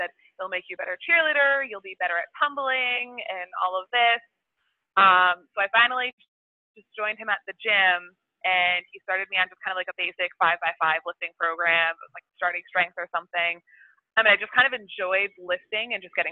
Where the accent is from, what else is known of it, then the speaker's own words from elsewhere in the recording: Connecticut, United States; I am from Connecticut